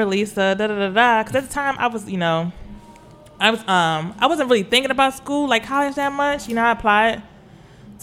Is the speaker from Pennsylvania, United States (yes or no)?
yes; Harrisburg, Pennsylvania, United States; moved away as an adult; also born or lived in Houston, Texas / New York / Arizona / Korea; I spent all my life in Pennsylvania, pretty much, like, you know, elementary, middle school, high school, all in Pennsylvania, Harrisburg, Pennsylvania